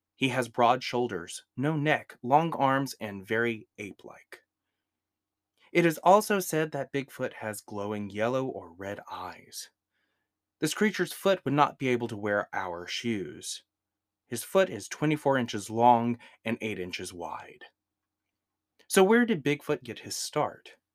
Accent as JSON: {"language": "English", "region": "Georgia", "country": "United States", "said": "I'm from the South, from a little state known as Georgia."}